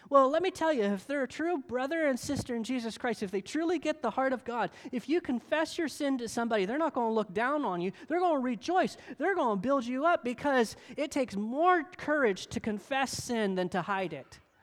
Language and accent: English; United States